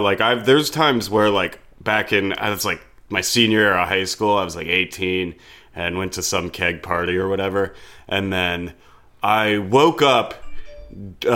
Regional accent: Florida, United States; now in New York, United States; I grew up in Florida

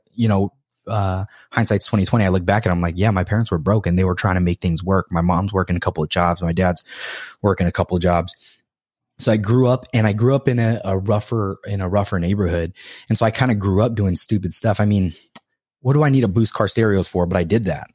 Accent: Hawaii, United States; moved away; also born or lived in California; I'm from Hawaii.

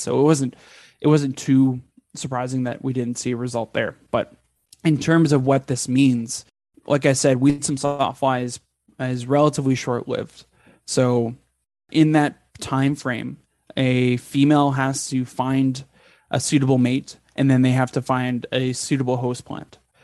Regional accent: Edmonton, Alberta, Canada; moved away; also born or lived in Texas; I grew up in Edmonton, Alberta

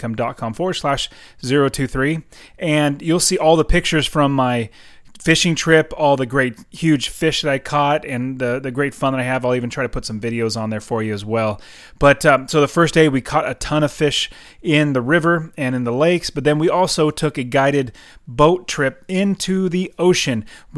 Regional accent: Fresno, California, United States; now in Phoenix, United States; I'm from Fresno, California, as you know, and yeah. I currently live in Phoenix.

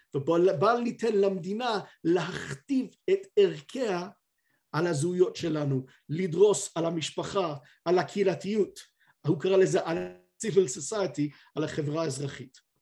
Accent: United Kingdom; אני כבריטי

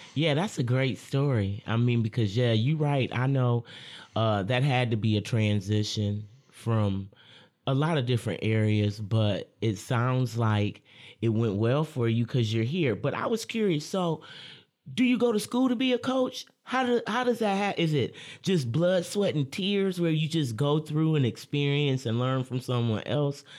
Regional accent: Lansing, Michigan, United States; I'm a Lansing local

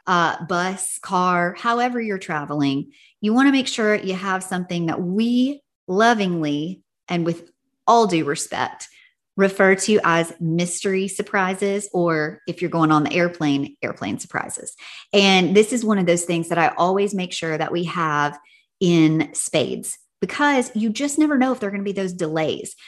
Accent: Tennessee, United States; now in California, United States; When I was growing up in Tennessee, we usually got out of school in May

